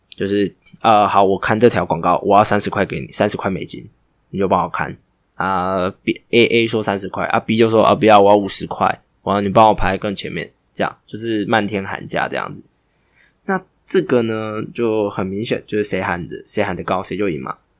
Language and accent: Chinese; Taiwan; 这是我们台湾人台湾郎专属的彩蛋